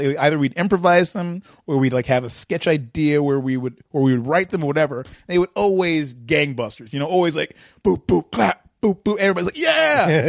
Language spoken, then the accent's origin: English; Detroit, Michigan, United States; We're both from Detroit